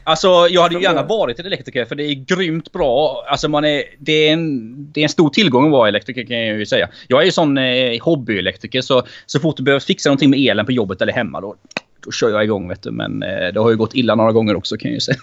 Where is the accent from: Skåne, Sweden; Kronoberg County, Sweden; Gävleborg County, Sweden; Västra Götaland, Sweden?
Kronoberg County, Sweden; Växjö; moved away; jag är från Växjö från början.